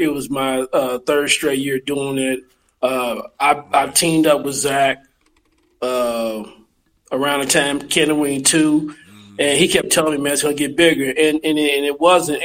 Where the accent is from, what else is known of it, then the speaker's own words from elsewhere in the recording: St. Louis, Missouri, United States; Born and raised in St. Louis. You know, I grew up in the O'Fallon neighborhood, North Side.